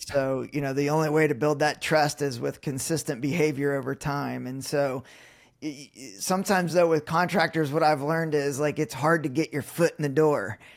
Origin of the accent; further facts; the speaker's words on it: Indiana, United States; I'm still in Indiana, so born and raised, it's, it's, it's, it's my roots